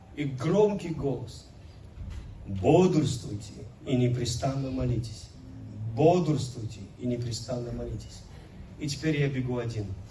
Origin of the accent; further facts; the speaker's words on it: Velikiye Luki, Pskov Oblast, Russia; moved away; also born or lived in Kyrgyzstan; мой родной город